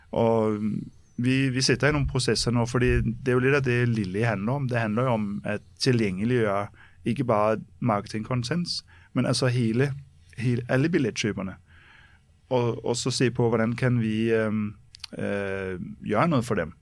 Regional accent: Copenhagen, Capital Region of Denmark, Denmark; now in Norway; jeg er født og oppvokst i København

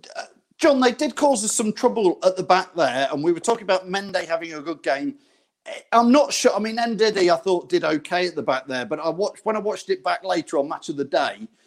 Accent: Loughborough, East Midlands, United Kingdom; I'm from Loughborough area

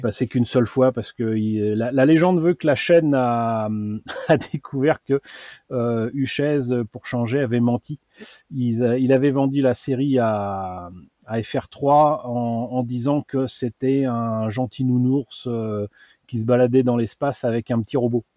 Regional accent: Paris, Île-de-France, France; à côté de chez moi à Paris, il y avait les, les puces de Montreuil

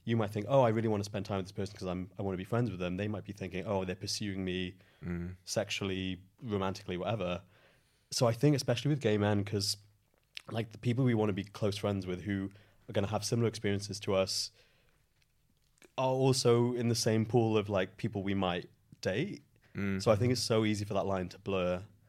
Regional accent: Merthyr Tydfil, Wales, United Kingdom; moved away as an adult; also born or lived in Cardiff; now in London, United Kingdom; I'm not originally from London. I am from a little town in the valleys called Merthyr Tydfil. And then we moved to Cardiff when I was about 10 years old.

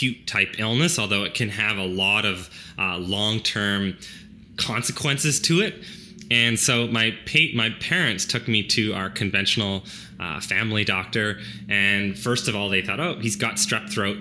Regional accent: Chilliwack, British Columbia, Canada; But I grew up on a small dairy farm in Chilliwack

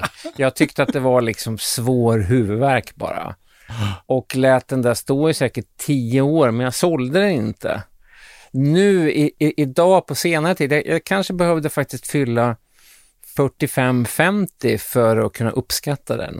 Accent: Sweden; som svensk musikjournalist

